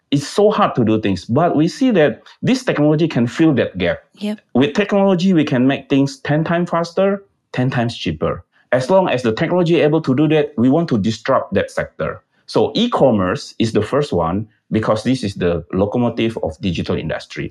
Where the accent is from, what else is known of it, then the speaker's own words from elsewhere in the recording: Medan, North Sumatra, Indonesia; we are also come from Medan.